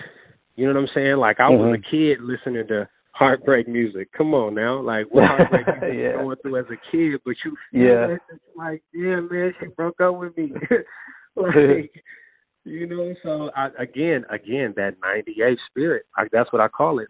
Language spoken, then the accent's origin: English; Oakland, California, United States; I'm from the town. Like, I'm from Oakland.